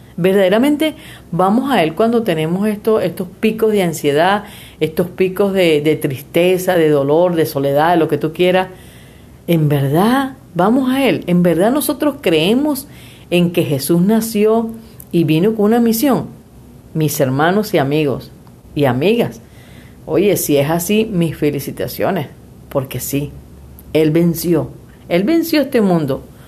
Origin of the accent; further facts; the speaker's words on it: Venezuela; moved away as an adult; now in Mexico; esa fue la Venezuela que yo dejé.